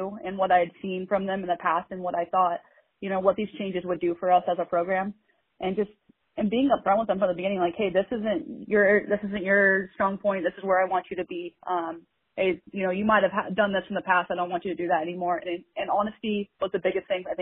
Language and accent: English; Bend, Oregon, United States; I grew up here in Central Oregon in Bend, and went to Mountain View High School and graduated in 2008.